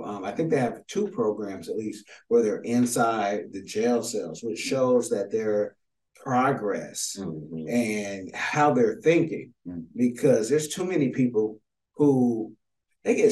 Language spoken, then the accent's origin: English; Oakland, California, United States; I'm from Oconda in Oakland